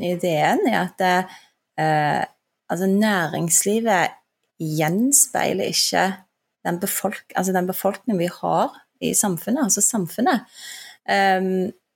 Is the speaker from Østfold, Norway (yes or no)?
no; Stavanger, Rogaland, Norway; also born or lived in Turkey; vi flytta til Stavanger, og det hører du sikkert fra dialekten min, det er der jeg er fra. Uh, og der vokste jeg opp